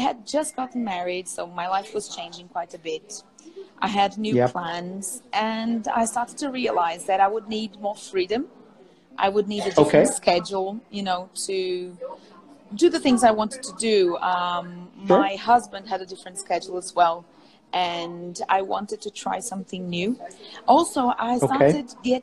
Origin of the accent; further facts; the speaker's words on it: Belo Horizonte, Minas Gerais, Brazil; English is a second language; I'm born and raised in Belo Horizonte